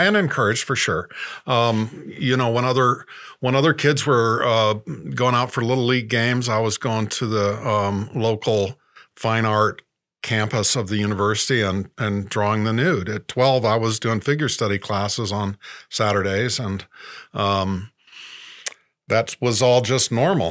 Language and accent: English; Indianapolis, Indiana, United States; moved away; also born or lived in New York City / Los Angeles; I'm from Indianapolis, Indiana. Uh, Grew up there in suburbia